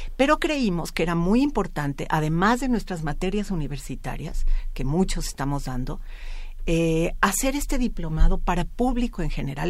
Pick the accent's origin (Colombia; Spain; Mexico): Mexico